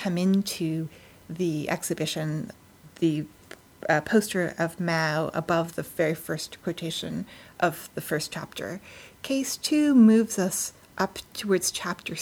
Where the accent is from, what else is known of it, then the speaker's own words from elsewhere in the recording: United States; now in Toronto, Canada; I'm an American